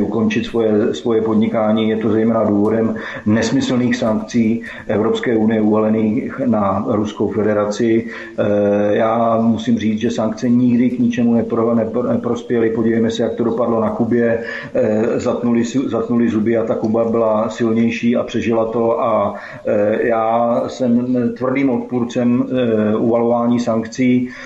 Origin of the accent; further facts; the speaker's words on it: Liberec, Liberec Region, Czechia; u nás v Liberci je to buď to do kopce, nebo z kopce